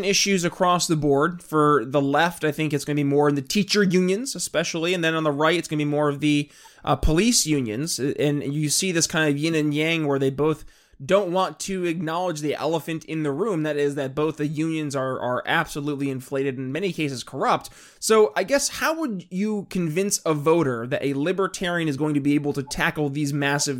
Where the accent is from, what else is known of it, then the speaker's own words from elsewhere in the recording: New York, United States; moved away; I hail originally from New York State